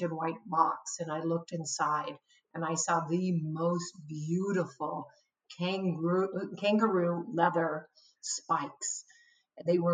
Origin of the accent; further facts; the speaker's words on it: Albany, Oregon, United States; I'm an Oregonian fifth generation. So I grew up in Albany, Oregon.